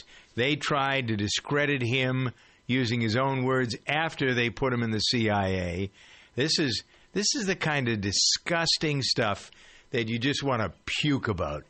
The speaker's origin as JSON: {"language": "English", "country": "United States", "said": "as an American"}